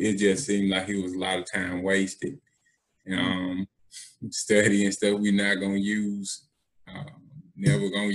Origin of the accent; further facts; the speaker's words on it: Birmingham, Alabama, United States; also born or lived in Eufaula, Alabama; I was born in Eufaula, Alabama. But I'm from Birmingham, South Side.